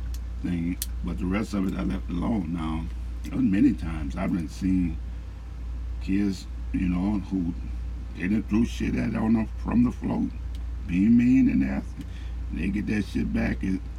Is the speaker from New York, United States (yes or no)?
no; New Orleans, Louisiana, United States; I'm from Louisiana, New Orleans